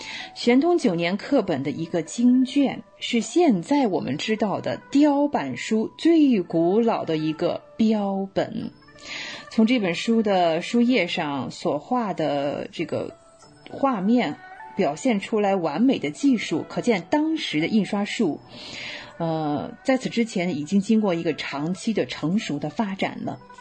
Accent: China; 看看我们中国人想看看自己东西，还要跑到海外去，唉，一言难尽啊。

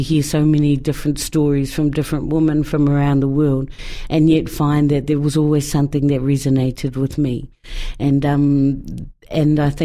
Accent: New Zealand; As a New Zealander

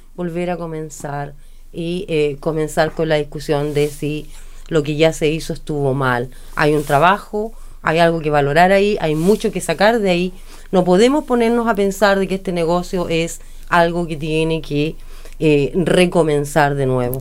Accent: Chile

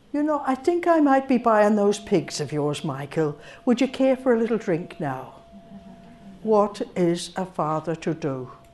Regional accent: Rangiora, Canterbury, New Zealand; growing up in New Zealand with an Irish name

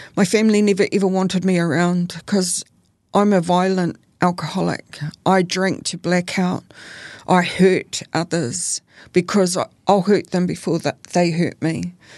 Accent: Auckland, New Zealand; I grew up in Auckland.

